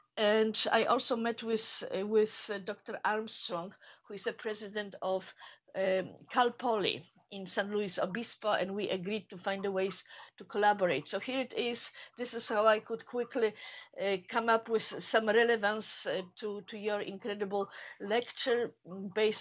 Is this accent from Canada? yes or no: no; Poland; English is a second language; moved away; I am originally from Poland, as you can hear